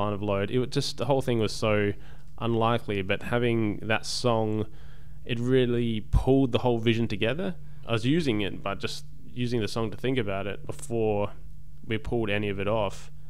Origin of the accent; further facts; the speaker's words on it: Australia; it was a nice way of being happy about being Australian.